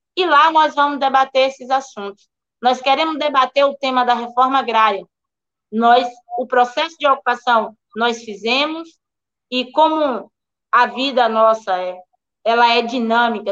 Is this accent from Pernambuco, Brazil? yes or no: no; Prado, Bahia, Brazil; Sou do Prado. Sou aqui do extremo sul do estado.